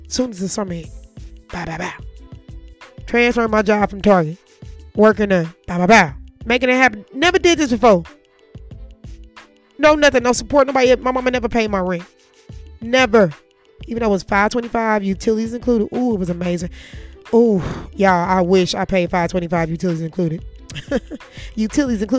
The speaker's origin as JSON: {"language": "English", "town": "St. Louis", "region": "Missouri", "country": "United States", "moved": "yes", "said": "I'm from St. Louis"}